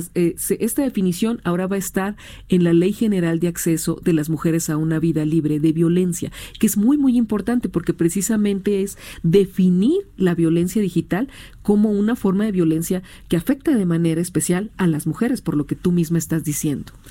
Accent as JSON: {"language": "Spanish", "town": "Hermosillo", "region": "Sonora", "country": "Mexico", "said": "yo soy de Hermosillo"}